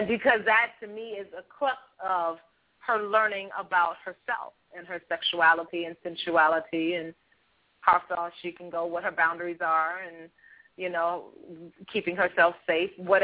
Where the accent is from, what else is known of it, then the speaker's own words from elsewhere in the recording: Chicago, Illinois, United States; We grew up in the Robert Taylor Homes for the first 4 years of my life